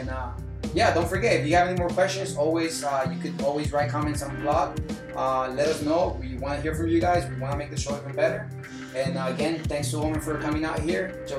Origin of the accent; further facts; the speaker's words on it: Miami, Florida, United States; For us, growing up in South Florida, Miami area scene